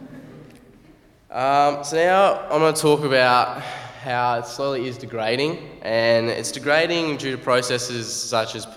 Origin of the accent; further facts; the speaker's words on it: Australia; moved away; I'm from Australia.